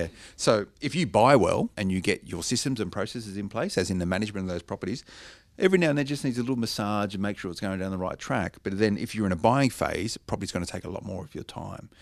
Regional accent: Blacktown, New South Wales, Australia; I grew up in Blacktown. I know the area well

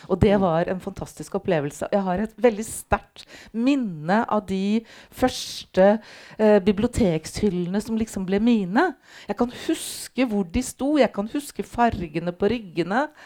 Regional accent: Halden, Østfold, Norway; Og jeg er da ikke fra Oslo, jeg er fra Halden, fra Østfold.

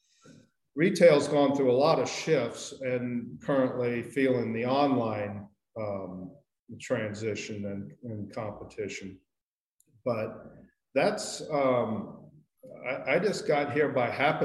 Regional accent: Indiana, United States; moved away as an adult; also born or lived in Walla Walla, Washington; now in Santa Barbara, United States; I grew up in Indiana

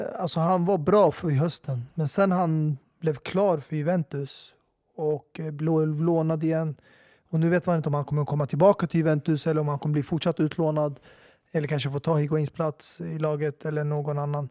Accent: Sweden; jag är svensk medborgare, jag är född och uppväxt här

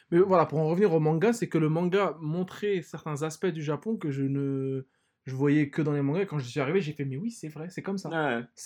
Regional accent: France; je suis français, moi.

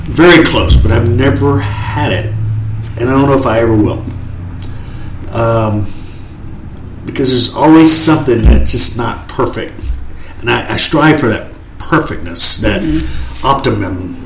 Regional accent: Dallas, Texas, United States; We grew up in East Dallas

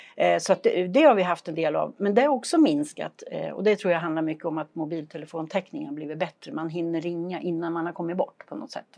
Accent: Flen, Södermanland, Sweden; moved away as an adult; also born or lived in Julita / Lindesberg / Örebro County; now in Idre, Sweden; Jag är född och uppvuxen i Flen i Sörmland.

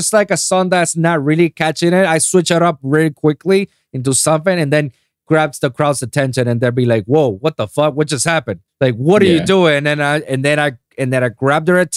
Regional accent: Puerto Rico; moved away as an adult; I was born and raised in Puerto Rico for 25 years

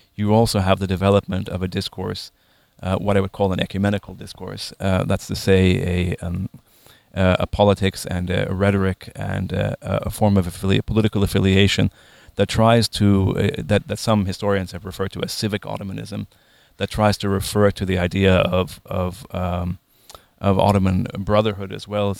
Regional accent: Lebanon; growing up in Lebanon during a Lebanese civil war

